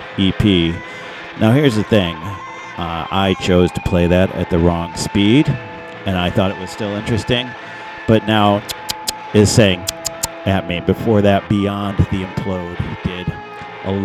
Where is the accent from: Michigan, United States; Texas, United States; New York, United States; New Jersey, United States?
Michigan, United States; Detroit; I'm from Detroit